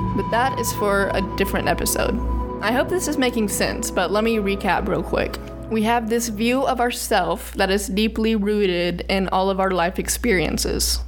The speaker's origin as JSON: {"language": "English", "town": "Birmingham", "region": "Alabama", "country": "United States", "tie": "born or raised there", "said": "I grew up in Birmingham, which is not like the rest of Alabama."}